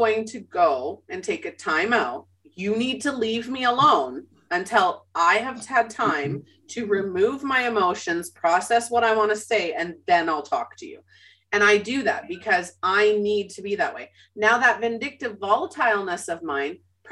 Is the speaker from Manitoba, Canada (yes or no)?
yes; Winnipeg, Manitoba, Canada; I was born and raised in Winnipeg, Manitoba, Canada.